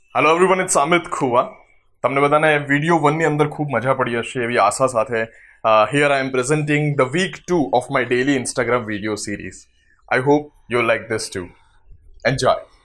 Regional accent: Ahmedabad, Gujarat, India; મને મારા અમદાવાદ શહેર ઉપર ગર્વ છે

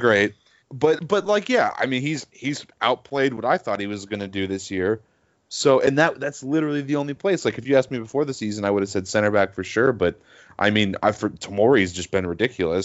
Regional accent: United States; just as an American.

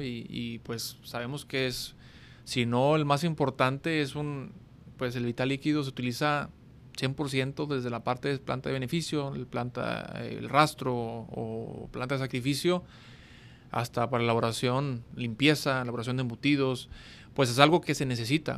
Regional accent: Monterrey, Nuevo León, Mexico; estamos en mi tierra, estamos en, Monterrey, Nuevo León

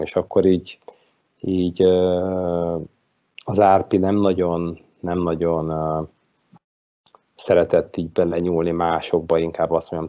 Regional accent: Budapest, Hungary; itt Kelenföldön, ahol én fölnőttem

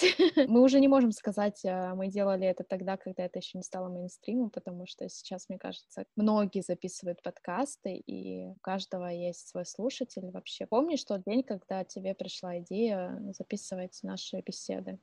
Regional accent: Angarsk, Irkutsk Oblast, Russia; moved away; also born or lived in Kaliningrad; мы обе из Ангарска. Для тех, кто не знает, э, где это находится, это Иркутская область

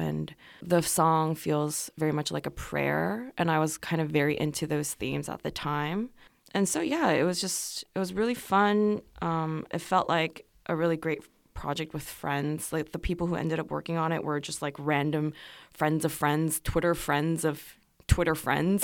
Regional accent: Seoul, South Korea; first language Korean; English is a second language; moved away as an adult; also born or lived in Los Angeles, California, United States; I was born in Seoul, and then, um, I finished first grade in Korea, and then I moved to the U S with my family

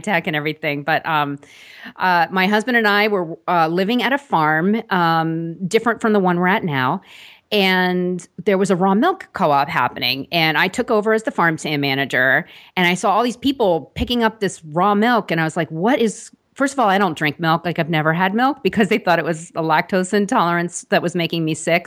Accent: Long Island, New York, United States; I grew up on Long Island, actually, right outside of New York

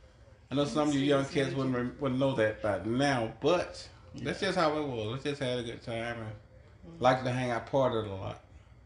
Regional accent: Smyrna, Georgia, United States; I'm from Smyrna, Georgia.

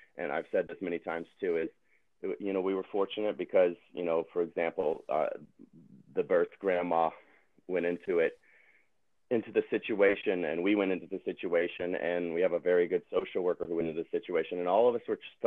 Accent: Tennessee, United States; now in California, United States; I'm from Tennessee, my wife is from Wisconsin. We don't have any family here

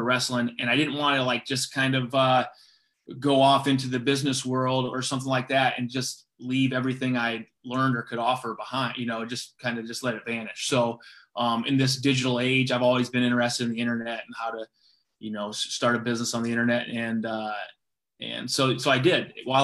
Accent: Gilbertville, Iowa, United States; I grew up in Gilbertville, Iowa, right near Waterloo

